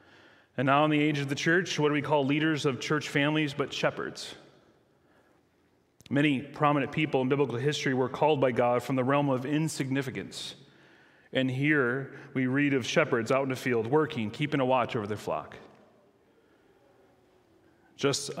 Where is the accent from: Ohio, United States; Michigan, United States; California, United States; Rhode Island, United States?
Michigan, United States; I grew up in Michigan